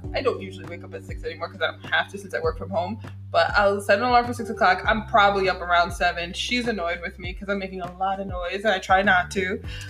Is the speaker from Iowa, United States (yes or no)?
no; New York, United States; now in Atlanta, United States; We're from New York